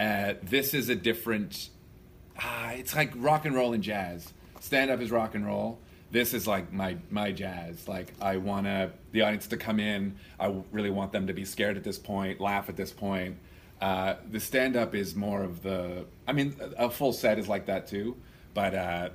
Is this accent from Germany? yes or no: no; Hamilton, Ontario, Canada; I did it in Hamilton to start. Wow. In my hometown.